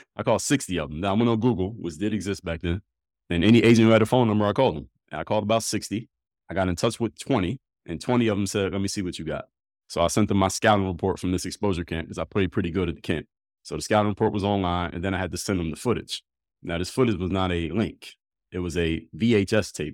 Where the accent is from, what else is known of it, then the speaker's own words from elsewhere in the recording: Philadelphia, Pennsylvania, United States; I'm from Philly.